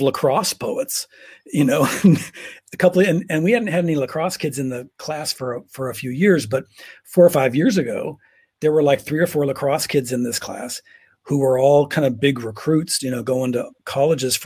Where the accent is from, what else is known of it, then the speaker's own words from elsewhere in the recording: Pomona, California, United States; I was raised outside of Los Angeles, Pomona, California, kind of a suburb, but not, it certainly wasn't fancy, about 25 miles east of downtown